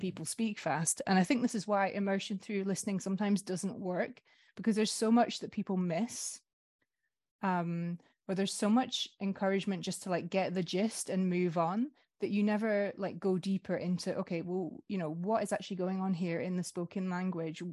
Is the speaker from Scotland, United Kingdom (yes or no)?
yes; Scotland, United Kingdom; moved away as an adult; now in France; I'm also from a small Northern European country. I'm Scottish